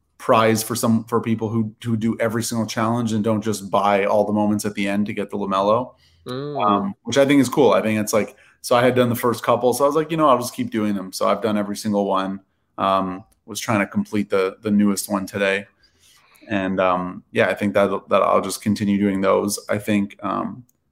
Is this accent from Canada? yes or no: yes; Canada; now in Los Angeles, United States; I'm Canadian, but I live